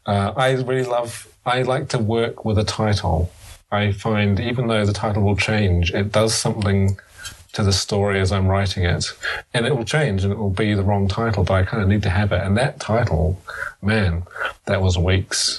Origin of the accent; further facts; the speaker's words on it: New Zealand; moved away as an adult; now in United Kingdom; I'm from New Zealand